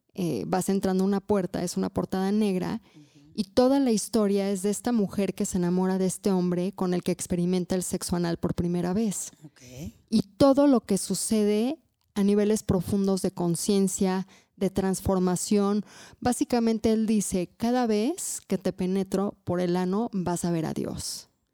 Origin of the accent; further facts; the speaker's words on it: Mexico; como buena también católica mexicana que crecí en este país, también tenía muchos tabús.